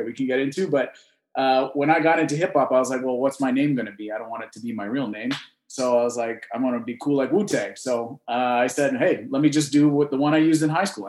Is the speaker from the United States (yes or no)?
no; Canada; I'm Canadian, so obviously hockey comes with our, you know, our DNA. We're born into it